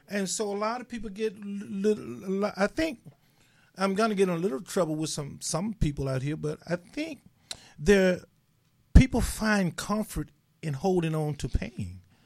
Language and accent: English; Mississippi, United States; I'm from Mississippi.